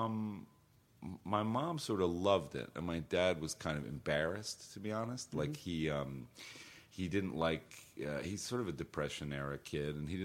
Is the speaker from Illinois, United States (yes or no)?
no; White Plains, New York, United States; I grew up in Westchester